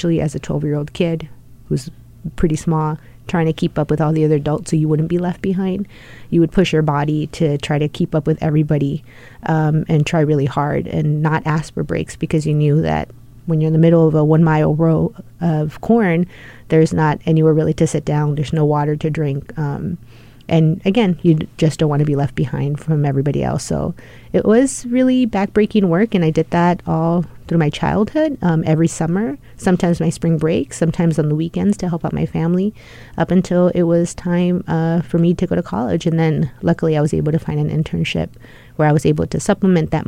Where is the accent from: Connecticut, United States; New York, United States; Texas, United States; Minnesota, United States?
Texas, United States; Rio Grande Valley, South; also born or lived in Indiana; now in Washington, D.C., United States; grew up in an area in South Texas called the Rio Grande Valley